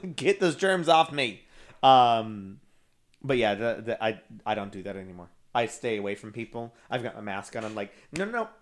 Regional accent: Texas, United States; I'm from Sharks, Texas.

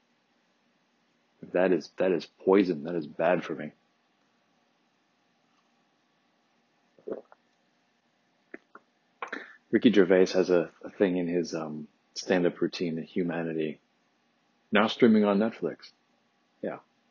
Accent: Detroit, Michigan, United States; growing up in Detroit, you're right across the river from Canada.

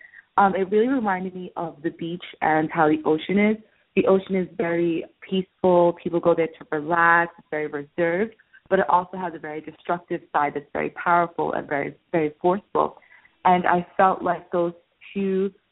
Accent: Massachusetts, United States; moved away as an adult; now in Florida, United States; I'm originally from Massachusetts, and I moved to Florida

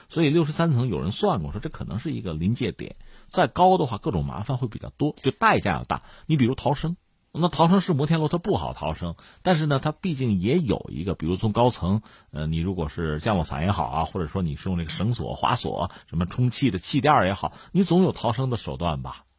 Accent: China; 我是中国人

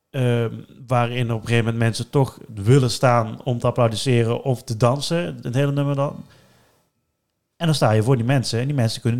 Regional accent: Netherlands; als Nederlanders

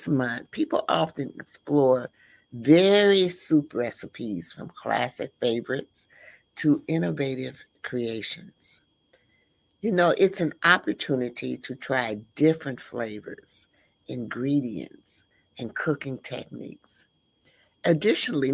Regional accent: Midwest, United States; And I'm from the Midwest.

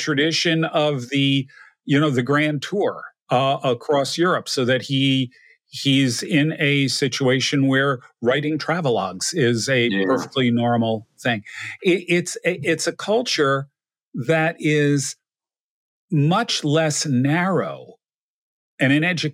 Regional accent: New Jersey, United States; moved away; also born or lived in Connecticut; The house I grew up in New Jersey

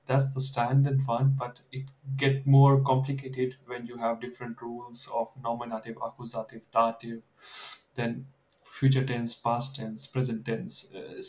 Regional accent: Delhi, India; English is a second language; moved away as an adult; now in Germany; I'm from North Delhi, so I'm more comfortable in speaking Hindi than speaking English.

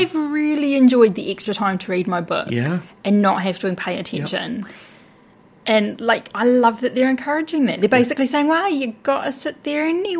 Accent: Inglewood, Taranaki, New Zealand; I'll type in Inglewood, so I'm looking for my hometown.

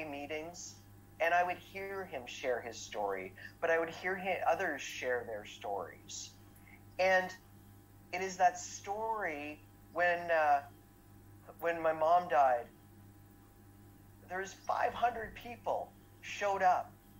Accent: Ottawa, Ontario, Canada; I grew up in Ottawa.

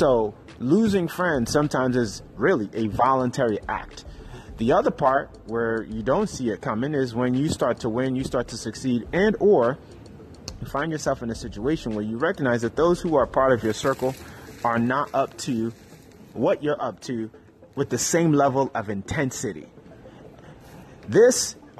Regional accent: New York City, New York, United States; I grew up in Harlem, New York City

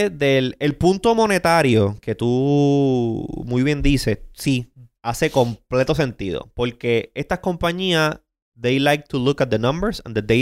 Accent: Puerto Rico; Somos americanos, pero a diferencia del resto de Estados Unidos. Aquí se habla español.

